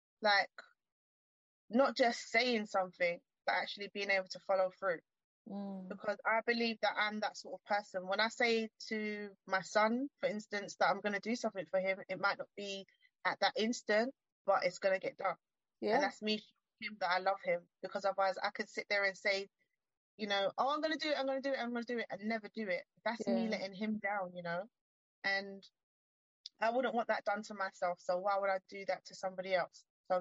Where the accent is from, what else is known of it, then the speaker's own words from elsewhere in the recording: England, United Kingdom; born there; I was born in England. My mother is from Uruguay, South America.